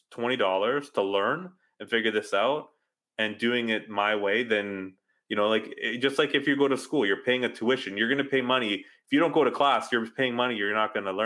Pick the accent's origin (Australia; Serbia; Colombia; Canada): Canada